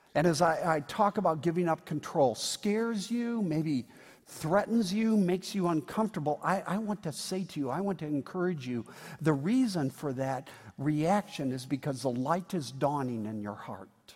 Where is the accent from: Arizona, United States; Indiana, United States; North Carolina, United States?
Indiana, United States; I'm from Indiana